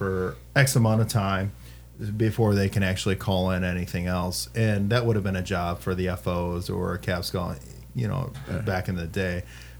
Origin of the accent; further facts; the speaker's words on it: River Falls, Wisconsin, United States; I'm from River Falls originally